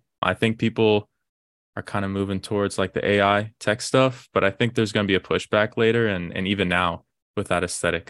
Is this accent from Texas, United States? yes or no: yes; Austin, Texas, United States; I'm originally from Austin, Texas. Grew up there.